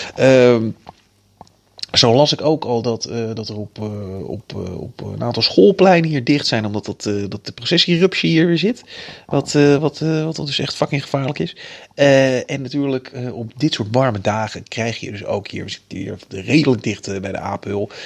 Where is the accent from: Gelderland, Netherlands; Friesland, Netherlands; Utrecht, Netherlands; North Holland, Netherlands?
North Holland, Netherlands; Amsterdam; moved away as an adult; now in Apeldoorn, Netherlands; ik kom uit Amsterdam